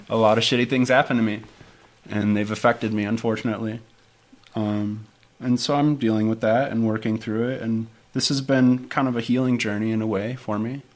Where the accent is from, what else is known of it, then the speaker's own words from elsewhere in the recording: Detroit, Michigan, United States; moved away as an adult; I'm originally from Detroit. Uh-huh. Grew up in the Detroit area